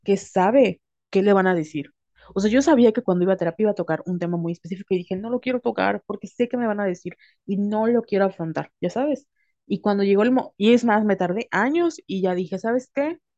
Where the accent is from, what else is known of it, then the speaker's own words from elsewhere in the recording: Mexico; la educación en nuestro país y la educación cultural de como mujeres latinas, mexicanas